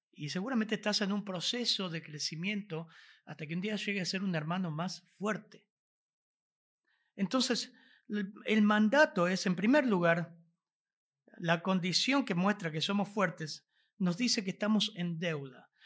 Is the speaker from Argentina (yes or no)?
yes; Argentina; Aunque somos argentinos, venimos de contextos tan diferentes